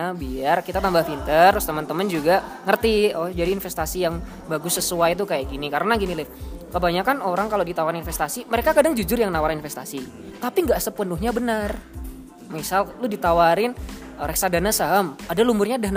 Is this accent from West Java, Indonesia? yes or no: no; Surakarta, Central Java, Indonesia; si Alif asli Bekasi, saya asli Solo.